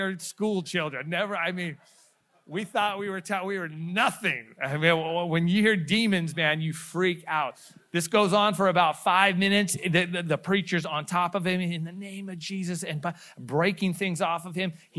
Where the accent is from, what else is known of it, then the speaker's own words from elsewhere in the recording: Stockton, California, United States; we grew up in Stockton, California